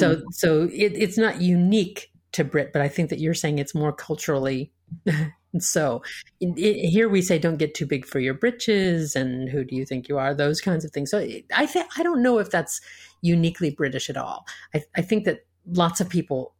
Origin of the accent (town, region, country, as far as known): United States